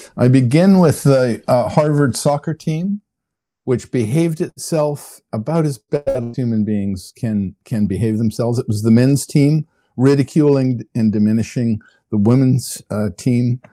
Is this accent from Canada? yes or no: yes; Canada; I'm a Canadian. I come, uh, by birth and upbringing, I come from a country that doesn't really have much of a military